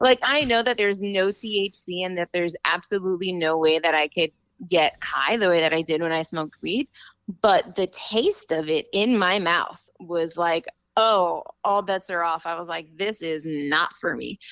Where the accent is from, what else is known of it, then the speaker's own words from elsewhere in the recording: New York City, New York, United States; I'm from New York City